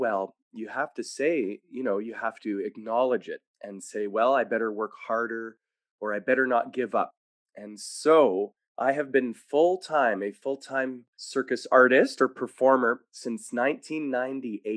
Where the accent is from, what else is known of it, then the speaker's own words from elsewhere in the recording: Winnipeg, Manitoba, Canada; also born or lived in Montreal; We were from Montreal, but I grew up in Winnipeg for many years